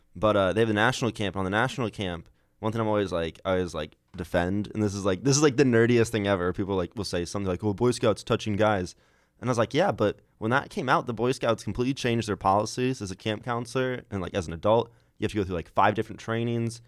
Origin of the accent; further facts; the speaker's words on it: Iowa, United States; I'm from Iowa